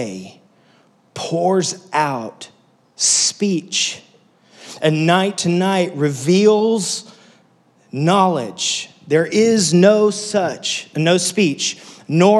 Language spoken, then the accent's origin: English; West Texas, United States; moved away as an adult; I grew up in West Texas, so there's not much there